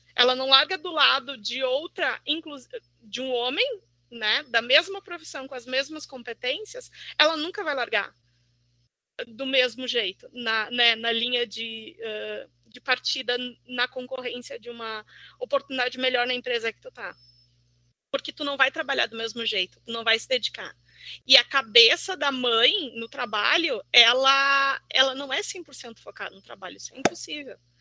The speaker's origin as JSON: {"language": "Portuguese", "country": "Brazil", "moved": "yes", "lives_now": "Porto Alegre, Brazil", "said": "sou de Santa Cruz, moro aqui em Porto Alegre"}